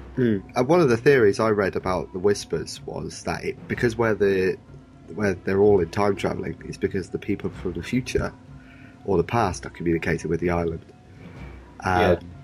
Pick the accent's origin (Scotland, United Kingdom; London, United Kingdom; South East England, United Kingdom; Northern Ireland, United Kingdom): South East England, United Kingdom; Oxford; I'm from Oxford